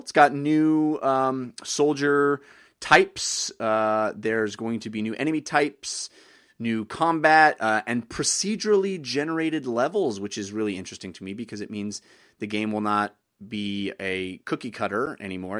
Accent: United States; As a as an American

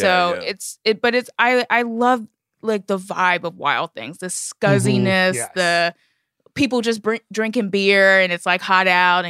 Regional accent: Miami, Florida, United States; moved away as an adult; also born or lived in Chicago / Louisiana; no, I'm not from New Orleans or Lauraville, the small town where my mom lives now. I just go home there. I'm actually born and raised in Miami, Florida.

